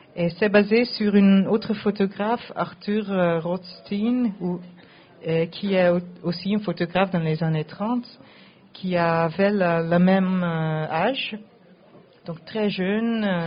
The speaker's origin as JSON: {"language": "French", "country": "Netherlands", "second_language": "French", "said": "je parle français, mais je viens de Pays-Bas"}